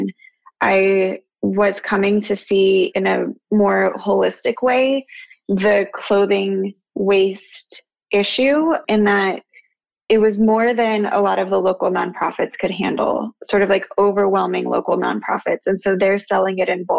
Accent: Albuquerque, New Mexico, United States; moved away as an adult; also born or lived in Phoenix, Arizona; now in New York, United States; I grew up in Albuquerque, New Mexico, very different from New York

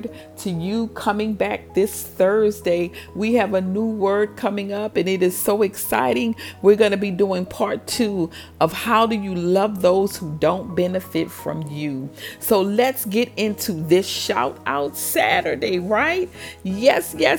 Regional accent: Louisiana, United States; my hometown of Louisiana, state of Louisiana

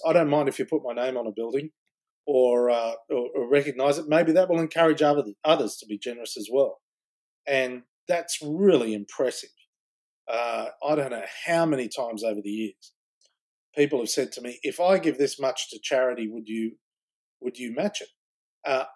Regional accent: Australia; also born or lived in Washington, D.C.

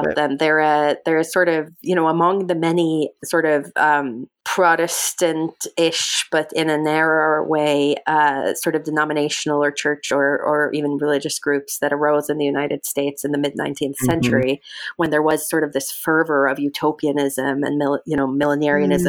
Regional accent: Norway; moved away; My mother's from Iraq, my father's from Norway, and I grew up in Norway

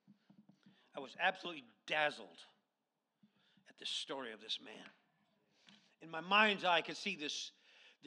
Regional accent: Lazy Mountain, Alaska, United States; when I was a child growing up on Lazy Mountain

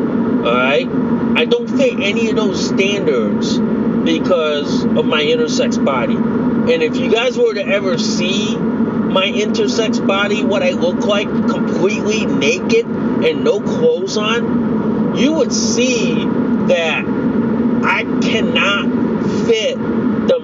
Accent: United States; I'm Laotian American.

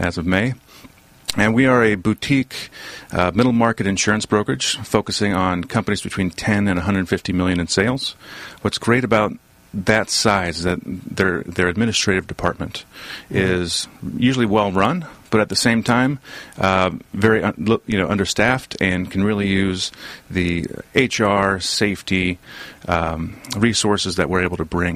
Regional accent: Southern California, United States; also born or lived in Boston; I was born and raised here in Southern California

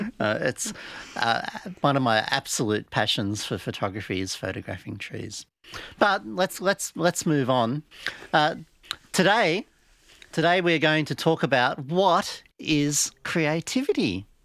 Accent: Blue Mountains, New South Wales, Australia; I'm an artist from the Blue Mountains in Australia.

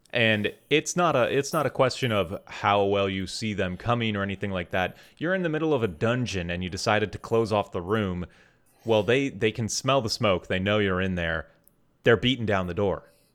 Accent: Wisconsin, United States; I grew up in Wisconsin

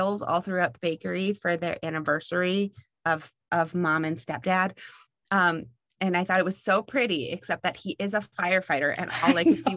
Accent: United States; I grew up in Franklin County

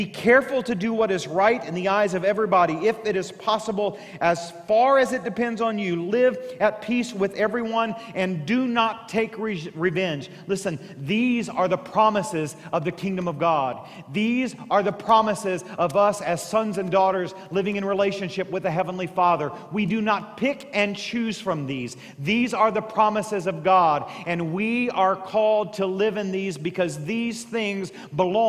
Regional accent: Southeast Missouri, United States; growing up in Southeast Missouri

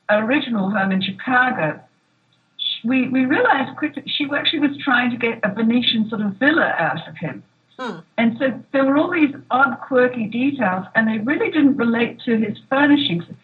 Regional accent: Australia; now in Los Angeles, United States; Australian. So we had to make a decision where we were going to live.

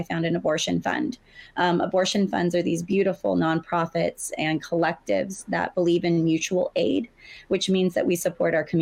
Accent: the South, United States; I grew up in the South. I grew up with abstinence only sex ed

